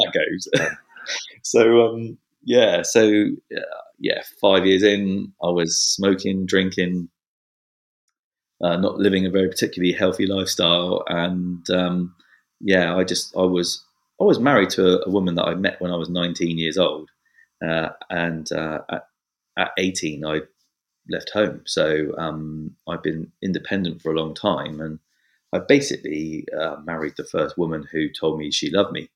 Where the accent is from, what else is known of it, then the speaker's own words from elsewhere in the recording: Bournemouth, South West England, United Kingdom; I'm the eldest of six kids. We lived on a council estate and in the south of England, in Bournemouth. And I've lived here all my life